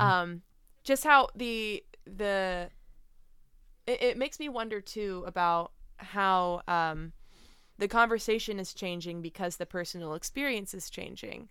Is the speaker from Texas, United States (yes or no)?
no; Middletown, New Jersey, United States; moved away as an adult; also born or lived in New York; now in Phoenix, United States; Growing up in Jersey